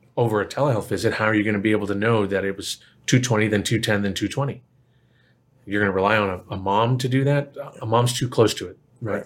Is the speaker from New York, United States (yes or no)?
no; Plano, Texas, United States; I grew up in Plano.